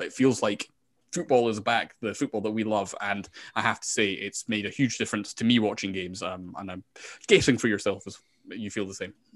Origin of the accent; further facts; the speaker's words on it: Scotland, United Kingdom; I'm from Scotland